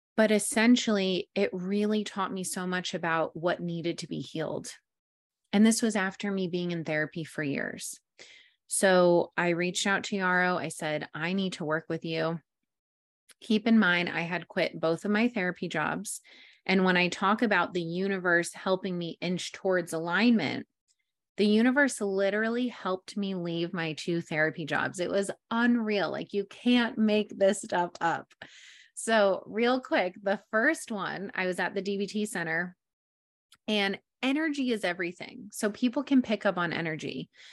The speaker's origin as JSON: {"language": "English", "region": "New York", "country": "United States", "tie": "born or raised there", "also_born_or_lived": "Englewood, New Jersey", "moved": "as an adult", "lives_now": "San Diego, United States", "said": "born and raised in New York"}